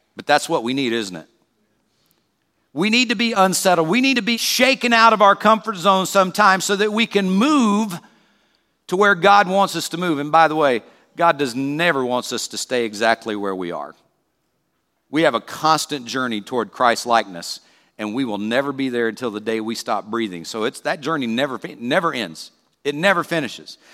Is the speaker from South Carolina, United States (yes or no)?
yes; South Carolina, United States; moved away; also born or lived in Peoria; where I grew up in South Carolina